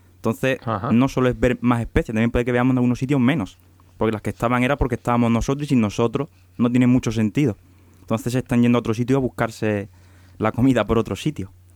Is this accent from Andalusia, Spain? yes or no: yes; Huelva, Andalusia, Spain; soy de Huelva